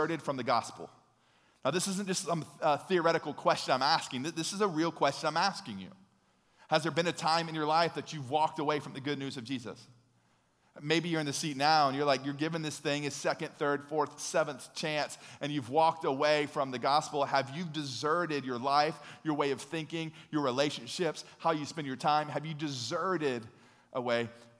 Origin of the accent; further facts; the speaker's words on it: United States; we're from America, the home of the free